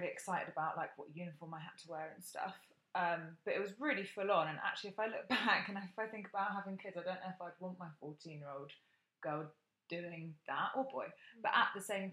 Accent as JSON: {"language": "English", "town": "Bath", "region": "South West England", "country": "United Kingdom", "tie": "born or raised there", "said": "when I was growing up in Bath"}